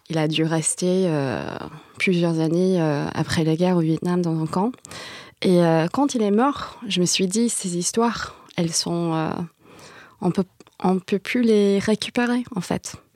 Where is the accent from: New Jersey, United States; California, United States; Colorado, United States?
California, United States; San Jose; Moi, je viens de San José. Et à San José, il y a une grosse diaspora vietnamienne.